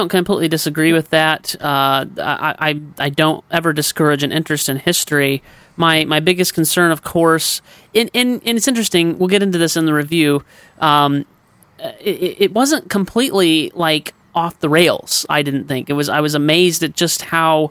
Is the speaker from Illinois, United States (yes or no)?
yes; Peoria, Illinois, United States; I grew up in the North. I'm originally from Peoria, Illinois. And I grew up, so in the land of Lincoln